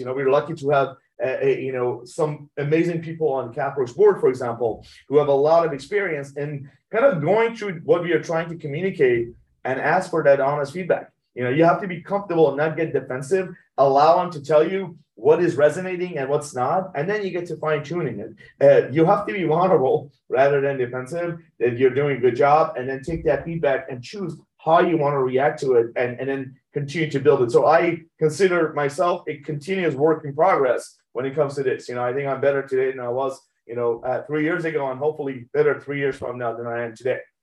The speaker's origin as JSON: {"language": "English", "town": "Tehran", "region": "Tehran Province", "country": "Iran", "tie": "born or raised there", "moved": "yes", "said": "I was born in Iran, Tehran"}